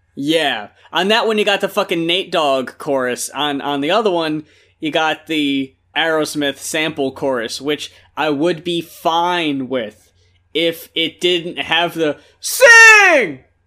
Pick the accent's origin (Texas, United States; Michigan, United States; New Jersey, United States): New Jersey, United States; when I was growing up in Jersey